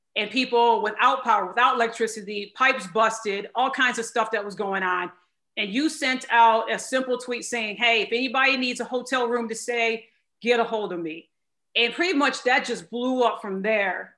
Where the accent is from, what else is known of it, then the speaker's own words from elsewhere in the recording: Michigan, United States; now in Texas, United States; I'm from Michigan